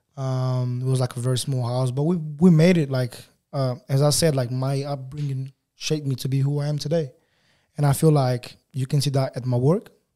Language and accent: English; Lisbon, Portugal; accent: African Portuguese; English is a second language; moved away as an adult; also born or lived in Angola / England; now in Australia; I grew up most of my life in Portugal. Um, yeah, so we left when I was, like, when I was five.